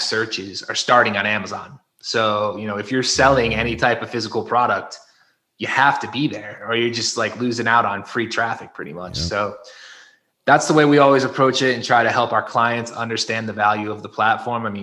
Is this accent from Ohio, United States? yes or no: no; Connecticut, United States; moved away as an adult; now in Mexico; I am originally from Connecticut, grew up in the Northeast. However, now I live in Mexico